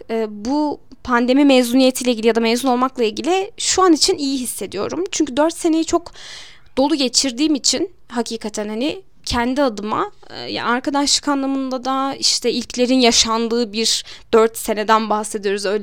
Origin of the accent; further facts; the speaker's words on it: Malatya, Turkey; now in Elazığ, Turkey; Ben Malatyalıyım. Normalde de uzun zaman yani uzun bir süredir artık 15-16 senedir belki daha da fazla olmuştur. Elazığ'da yaşıyorum.